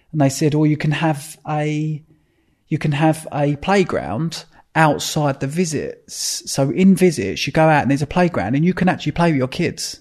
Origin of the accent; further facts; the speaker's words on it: Epping, East of England, United Kingdom; I was brought up in Epping, which is like, down the end of our road, there was just farms